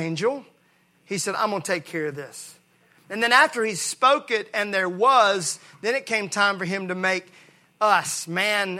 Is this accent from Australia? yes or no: no; Mississippi, United States; I grew up in Mississippi where we use Bondo a lot.